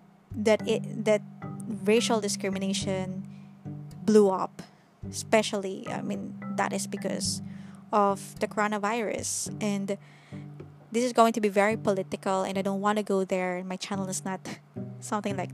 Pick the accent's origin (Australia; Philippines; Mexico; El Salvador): Philippines; I'm currently living in the Philippines and I am also a Filipina, so I mostly belong here